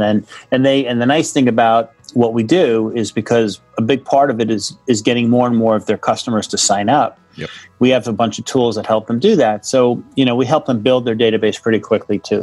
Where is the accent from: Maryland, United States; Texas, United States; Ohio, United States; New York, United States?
New York, United States; Monsey; i grew up in uh, in a town uh, in rockland county new york